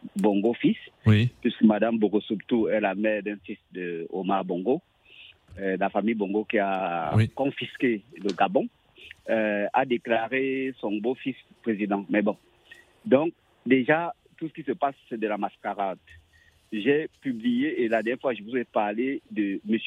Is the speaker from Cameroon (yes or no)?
yes; Cameroon; au Cameroun, par exemple, mon pays d'origine